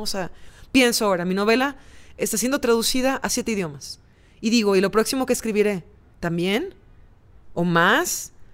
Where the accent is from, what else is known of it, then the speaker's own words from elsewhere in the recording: Veracruz, Mexico; la ciudad donde yo nací crecí, que se llama, es el puerto de Veracruz